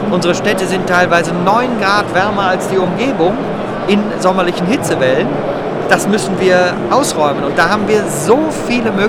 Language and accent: German; Bonn, North Rhine-Westphalia, Germany; born there; Ich bin im Rheinland geboren, ich bin in Bonn geboren. So ein Rheinländer hat so ein bisschen Grundoptimismus